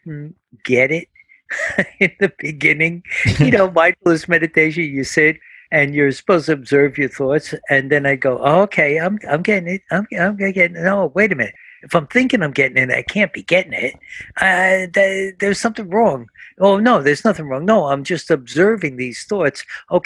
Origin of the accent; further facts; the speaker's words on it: New Jersey, United States; we're from New Jersey